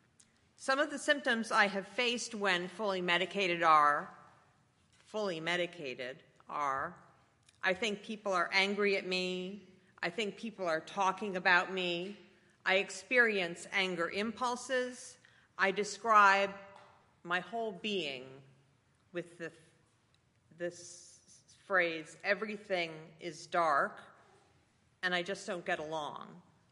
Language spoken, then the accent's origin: English; Westchester, New York, United States; I grew up pretty normally in Westchester, New York